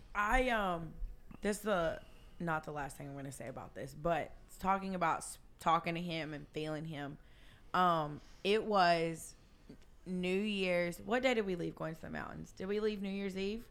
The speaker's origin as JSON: {"language": "English", "region": "South Georgia", "country": "United States", "tie": "born or raised there", "said": "I was raised in South Georgia"}